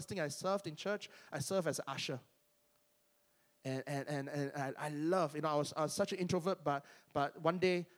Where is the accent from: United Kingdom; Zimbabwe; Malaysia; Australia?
Malaysia; Penang; I was there in church wearing slippers and shorts because I'm from Penang and that's our uniform.